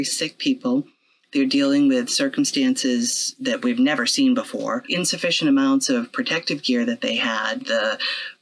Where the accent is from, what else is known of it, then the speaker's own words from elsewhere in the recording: Quincy, Massachusetts, United States; I'm from Quincy originally. I grew up in the Blessed Sacrament Parish. I went to Archbishop Williams High School.